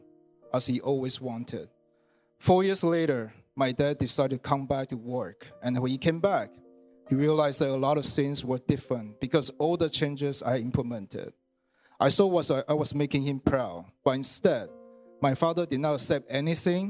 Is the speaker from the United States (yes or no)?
no; Taiwan; moved away as an adult; now in Canada; I was born in Taiwan, and I came to Canada to study engineering in 1998.